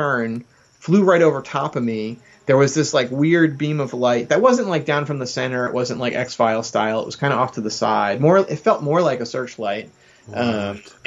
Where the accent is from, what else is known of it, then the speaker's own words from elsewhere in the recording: New Jersey, United States; I'm from South Jersey